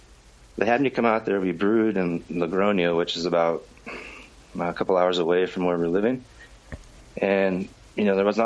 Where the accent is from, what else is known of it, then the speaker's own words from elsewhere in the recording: San Diego, California, United States; moved away as an adult; now in Spain; I'm originally from San Diego. Okay. And grew up in San Diego